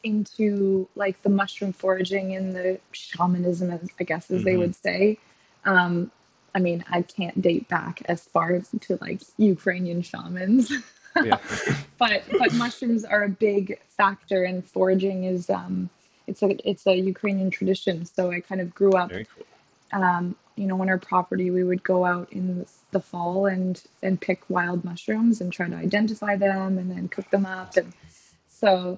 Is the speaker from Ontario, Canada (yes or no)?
yes; Niagara region, Ontario, Canada; moved away as an adult; also born or lived in Victoria, Canada; now in Toronto, Canada; I'm originally from just outside of Toronto in the Niagara region, wine region. Yeah. So grew up in the country